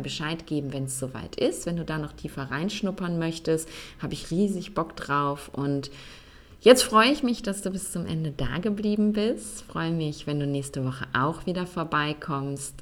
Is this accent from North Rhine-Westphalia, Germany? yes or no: yes; Essen, North Rhine-Westphalia, Germany; moved away as an adult; also born or lived in Cologne / Bonn; wie oft ich umgezogen bin, erst innerhalb meiner Heimatstadt Essen, dann von Essen nach Köln, von Köln nach Bonn